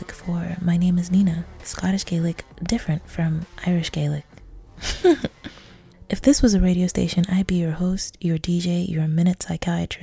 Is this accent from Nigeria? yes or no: yes; Nigeria; now in Hong Kong; I'm Nigerian in Hong Kong